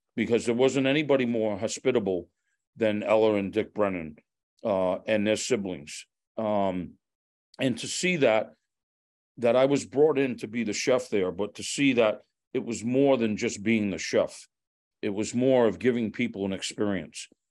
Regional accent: Fall River, Massachusetts, United States; growing up in Fall River, uh, in a very predominant Portuguese community

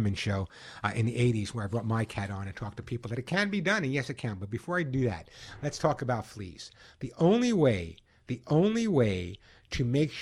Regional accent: New York, United States; growing up in New York

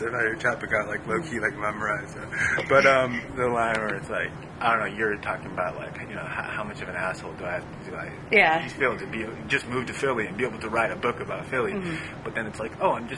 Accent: Tokyo, Japan; I'm half Japanese, and I was born in Tokyo

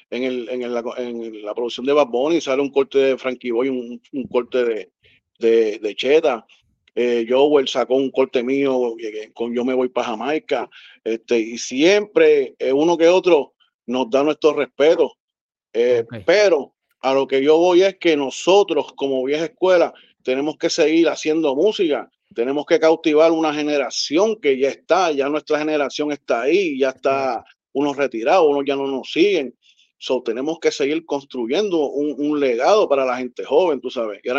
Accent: Río Piedras, Puerto Rico; Yo soy de Río Piedras, exactamente de Gipro, del Puerto Rico. allá abajo, del barrio.

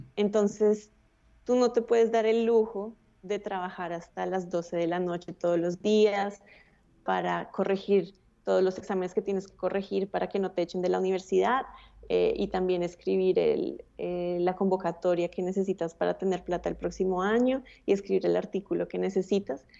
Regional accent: Bogotá, Colombia; yo nací en Bogotá, eh, tuve, tuve acceso a una muy buena educación

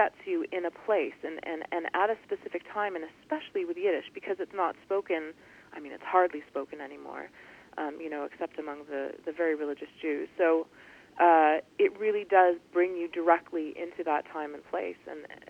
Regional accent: Toronto, Ontario, Canada; I'm from Toronto, Canada

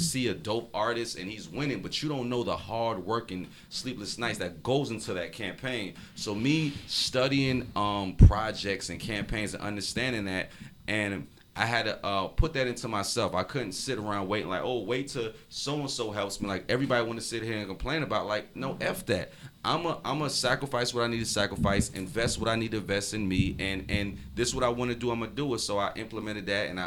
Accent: Miami, Florida, United States; I'm from Liberty City

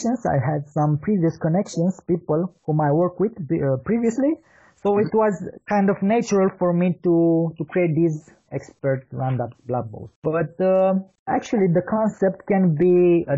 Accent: Bucharest, Romania; I'm from Bucharest, Romania.

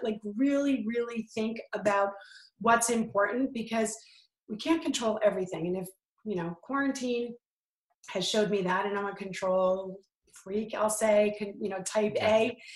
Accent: New York, United States; I'm from New York

